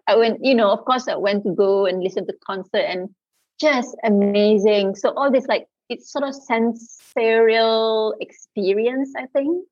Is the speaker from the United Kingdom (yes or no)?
no; Kelantan, Malaysia; I am from the East Coast, Kelantan, uh, famously uh, known as the uh, cradle of culture in Malaysia. So I think that kind of affects upbringing a bit